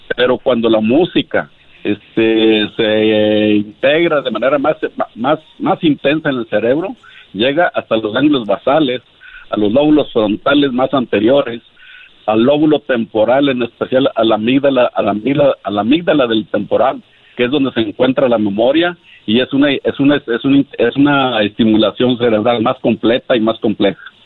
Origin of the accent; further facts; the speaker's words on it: Monterrey, Nuevo León, Mexico; yo soy de Monterrey